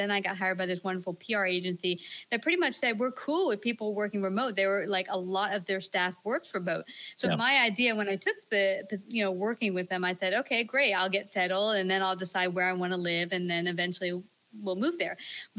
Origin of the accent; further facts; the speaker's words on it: Virginia, United States; also born or lived in Manhattan, New York / Brooklyn, New York; now in Texas, United States; I grew up in Virginia Virginia, about half hour, 40 minutes from DC. It's always that outside the city thing. And I liked it very much growing up in Virginia.